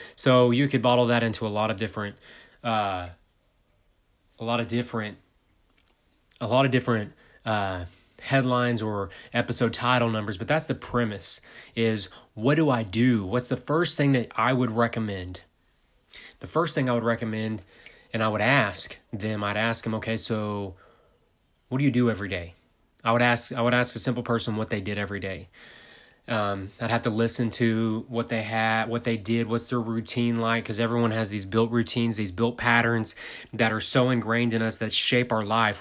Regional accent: United States; I'm from America.

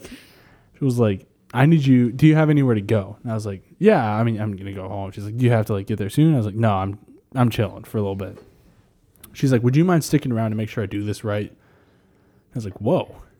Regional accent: New Hampshire, United States; I grew up in New Hampshire

